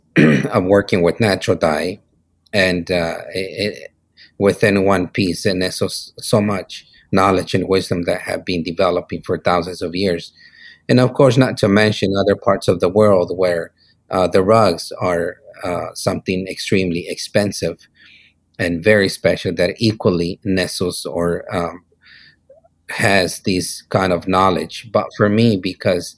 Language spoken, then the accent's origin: English; Teotitlan del Valle, Oaxaca, Mexico; English is a second language; now in Ventura, United States; Born and raised in Oaxaca, Mexico, in Teotitlan del Valle. But my studio is in Ventura, in California.